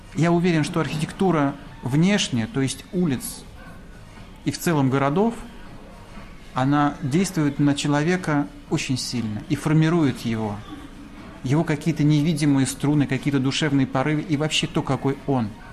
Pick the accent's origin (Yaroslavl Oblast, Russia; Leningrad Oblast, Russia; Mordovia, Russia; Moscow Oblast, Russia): Moscow Oblast, Russia; Mytishchi; я вырос а, в Мытищах, в рабочем поселке